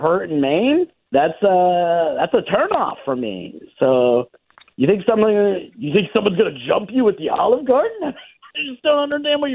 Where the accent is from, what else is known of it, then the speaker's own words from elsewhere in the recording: Sacramento, California, United States; moved away as an adult; now in Texas, United States; I grew up in Sacramento